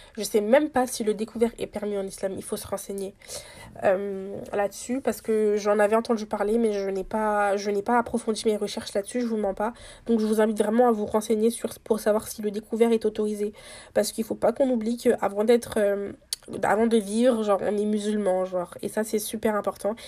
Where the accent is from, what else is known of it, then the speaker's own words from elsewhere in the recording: Senegal; investi au Sénégal, du coup dans mon pays natal